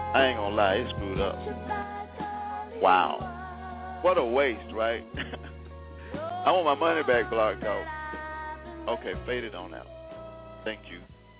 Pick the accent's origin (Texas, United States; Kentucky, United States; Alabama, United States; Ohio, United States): Alabama, United States; Selma; moved away as an adult; also born or lived in Birmingham, Alabama; We are from Selma, Alabama. We both were born and raised in the town of Selma, Alabama. And we both understand the issues. … presently lives in the area, and I moved from there several years ago.